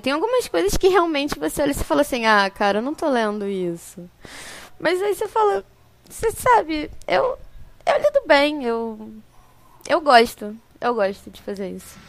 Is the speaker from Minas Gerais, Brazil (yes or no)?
no; Rio de Janeiro, Brazil; Eu sou do Rio, eu sou do Rio.